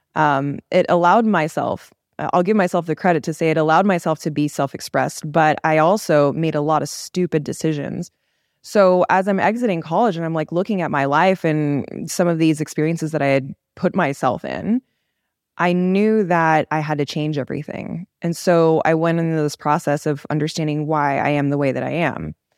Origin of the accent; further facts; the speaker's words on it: Los Angeles, California, United States; I was born in L A. I grew up in a very, like, culturally diverse area, but I still feel very Korean